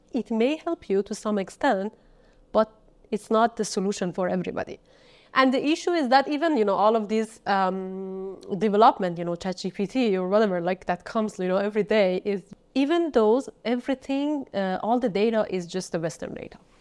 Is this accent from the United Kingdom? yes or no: no; Kermanshah, Kermanshah Province, Iran; moved away; I was born in Kermanshah